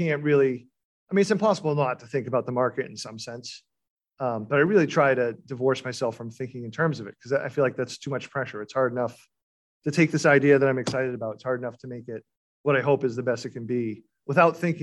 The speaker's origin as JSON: {"language": "English", "town": "Beverly", "region": "Massachusetts", "country": "United States", "tie": "born or raised there", "said": "the town I grew up in Beverly"}